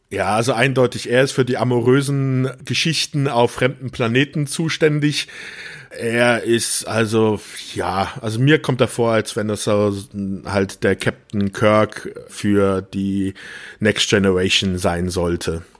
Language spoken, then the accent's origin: German; Rhineland-Palatinate, Germany; ich bin ja auch in der Pfalz groß geworden